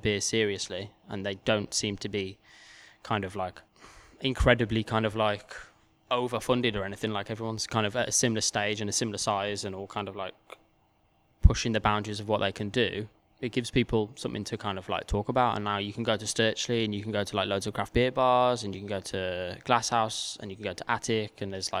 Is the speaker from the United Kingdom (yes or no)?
yes; Wolverhampton, West Midlands, United Kingdom; Like obviously I'm from Wolverhampton and I'd been in London for the past sort of 6 years or so.